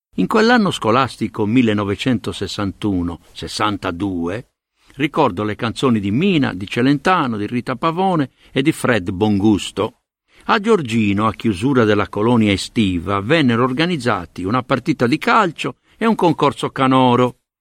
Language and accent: Italian; Sardinia, Italy; accent: Sardinian; also born or lived in Sicily; ero Usardignolu, anche se portavo un cognome siciliano, e il mio accento e il mio orgoglio erano palesemente sardi